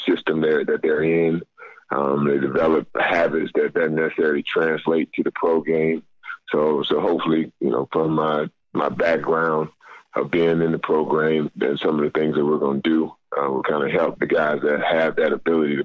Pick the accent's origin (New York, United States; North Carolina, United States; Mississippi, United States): North Carolina, United States; moved away; go back to my home state, my North Carolina, where I grew up